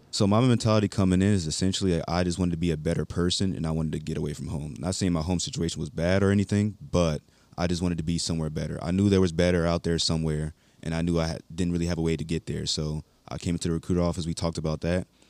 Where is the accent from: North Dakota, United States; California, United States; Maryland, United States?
Maryland, United States; Baltimore; also born or lived in North Carolina; now in Hawaii, United States; I am from Baltimore, Maryland. I graduated in Walter Williams High School in North Carolina